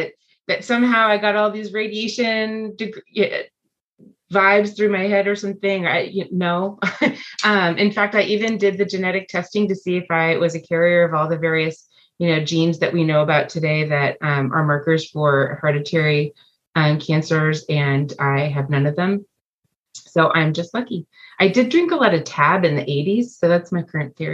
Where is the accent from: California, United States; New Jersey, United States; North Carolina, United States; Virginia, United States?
California, United States; Los Angeles; moved away as an adult; now in Leawood, United States; I grew up in Los Angeles, California, and relocated